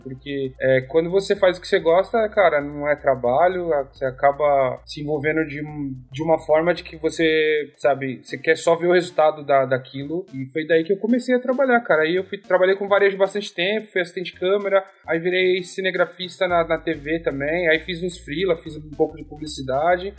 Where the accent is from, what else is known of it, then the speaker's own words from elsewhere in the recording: São Paulo, Brazil; moved away as an adult; also born or lived in Noosa, Queensland; now in Sydney, Australia; Eu sou de São Paulo